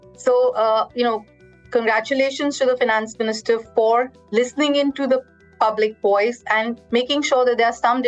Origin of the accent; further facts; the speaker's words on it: India; I think as an Indian, very proud with how the budget has been handled. And as a student of the Indian economy